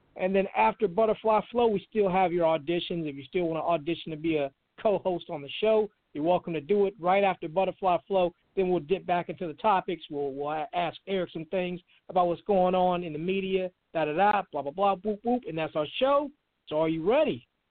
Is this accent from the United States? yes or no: yes; Charlotte, North Carolina, United States; I'm from Charlotte, born here